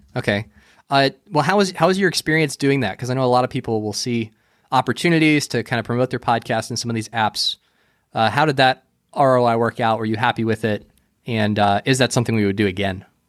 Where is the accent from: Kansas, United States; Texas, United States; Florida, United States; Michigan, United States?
Florida, United States; I grew up and I was raised here, so I'm, I'm definitely a Florida boy